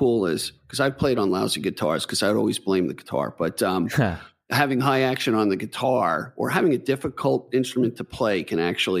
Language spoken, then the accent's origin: English; Hicksville Road, near Plain Edge, Long Island, New York, United States; also born or lived in Bethpage, New York; I lived off Hicksville Road.